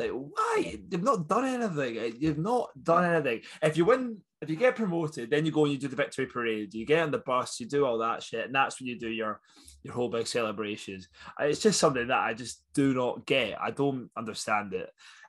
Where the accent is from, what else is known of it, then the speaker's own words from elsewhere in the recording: Scotland, United Kingdom; now in Leeds, United Kingdom; being Scottish